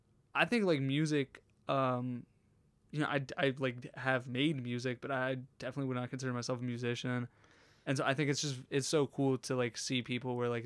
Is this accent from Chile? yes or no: no; Harrisburg, Pennsylvania, United States; also born or lived in North Carolina; I'm from Harrisburg.